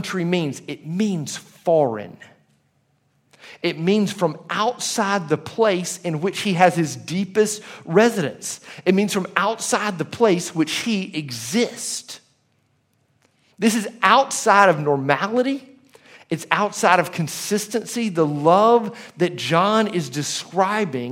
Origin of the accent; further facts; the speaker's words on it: Leeds, Alabama, United States; I lived in Leeds, Alabama for most of my life